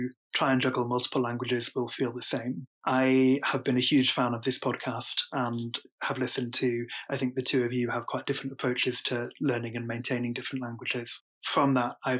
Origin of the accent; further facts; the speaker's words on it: United Kingdom; as a British man